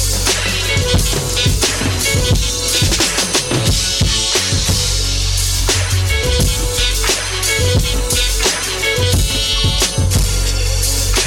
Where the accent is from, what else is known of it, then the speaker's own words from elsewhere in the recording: Boston, Massachusetts, United States; I'm from Mattapan 2